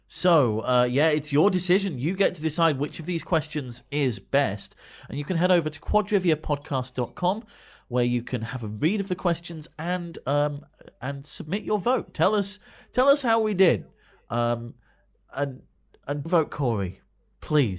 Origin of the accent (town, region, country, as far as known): United Kingdom